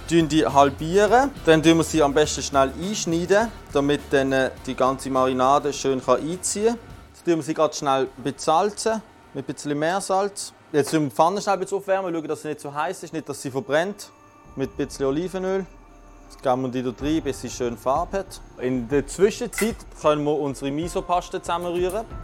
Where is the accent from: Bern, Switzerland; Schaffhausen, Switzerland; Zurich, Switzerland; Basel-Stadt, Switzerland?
Basel-Stadt, Switzerland; Basel; bin 29, ich komme aus Basel und bin seit Ende 2020 Küchenchef im Restaurant Kraft.